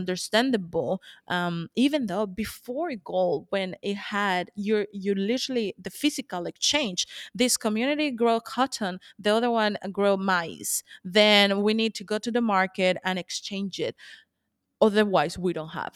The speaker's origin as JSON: {"language": "English", "country": "Colombia", "moved": "yes", "said": "I'm from, I'm originally from Colombia"}